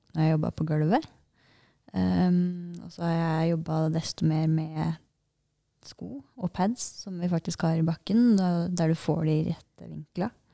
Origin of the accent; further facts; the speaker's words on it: Norway; her hjemme i Norge